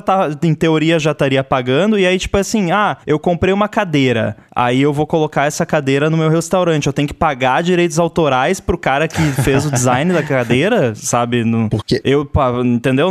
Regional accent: Rio Grande do Sul, Brazil; moved away; a gente tem uma rádio comunitária lá na cidade do Rio Grande do Sul, de onde eu vim

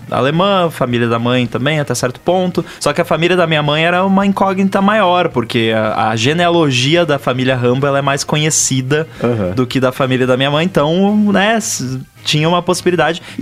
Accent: Rio Grande do Sul, Brazil; moved away; mora numa cidade próxima da cidade onde eu morava no Rio Grande do Sul. Nossa. Onde eu é. nasci e tudo

